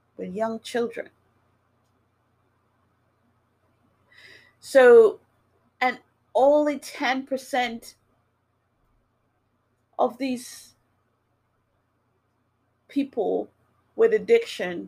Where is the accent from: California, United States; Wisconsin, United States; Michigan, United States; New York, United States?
New York, United States; New York City; moved away as an adult; also born or lived in Jamaica; now in Massachusetts, United States; I grew up in New York City, well, in the Bronx, and I live in Massachusetts now.